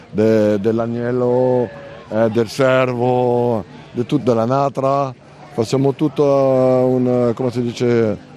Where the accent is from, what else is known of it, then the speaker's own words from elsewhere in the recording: Normandy, France; Italian is a second language; No, no, mangio eh, le camembert della Normandia perché io sono della Normandia.